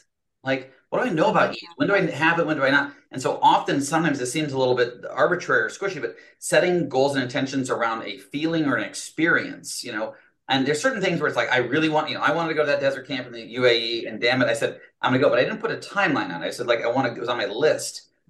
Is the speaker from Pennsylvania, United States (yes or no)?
no; Fort Collins, Colorado, United States; There we go. My hometown.